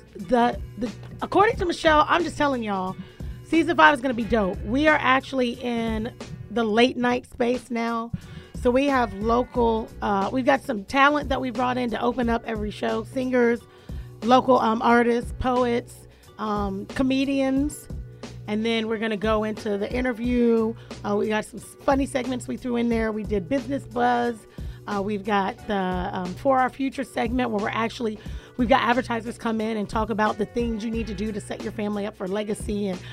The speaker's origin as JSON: {"language": "English", "region": "Florida", "country": "United States", "moved": "yes", "lives_now": "Atlanta, United States", "said": "I'm from Florida"}